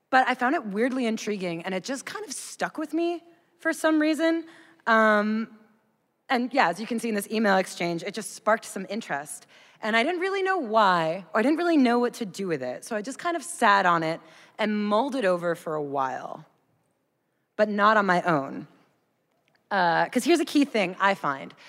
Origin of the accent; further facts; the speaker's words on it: United States; I'm an American